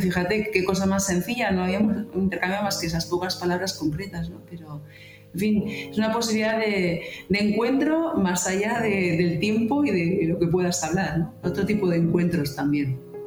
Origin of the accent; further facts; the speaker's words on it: Bilbao, Basque Country, Spain; also born or lived in near Madrid; now in Oviedo, Spain; soy de Bilbao